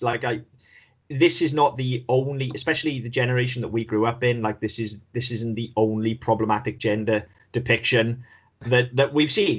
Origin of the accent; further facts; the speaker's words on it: United Kingdom; we're British